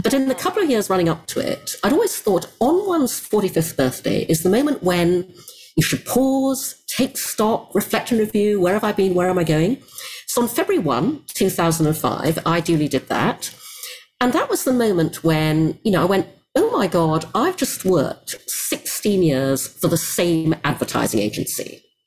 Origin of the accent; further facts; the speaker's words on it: Brunei; I grew up in Asia, in Brunei